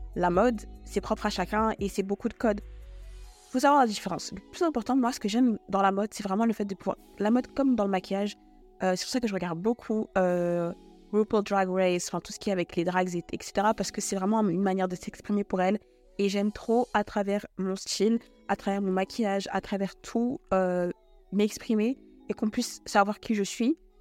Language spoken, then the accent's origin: French; Paris, Île-de-France, France; je vous donne des adresses sur Paris, parce que je suis parisienne